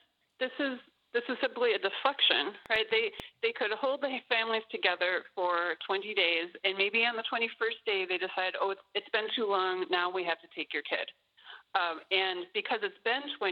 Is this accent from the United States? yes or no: yes; United States; as an American